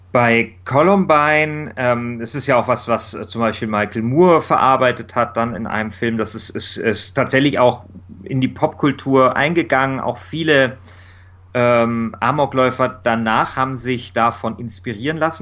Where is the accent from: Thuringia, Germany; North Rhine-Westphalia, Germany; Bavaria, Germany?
Bavaria, Germany; Munich; Ich bin dort in Mosach groß geworden. Es ist so ein ja, Arbeiterviertel, ein bisschen so im Münchner Norden